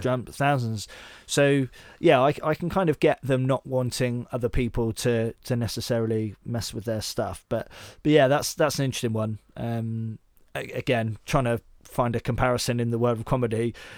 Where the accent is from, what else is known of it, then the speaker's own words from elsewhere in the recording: Devon, South West England, United Kingdom; moved away as an adult; also born or lived in Bath; so I grew up in Devon, but I moved up to Bath, and when I was about twenty-one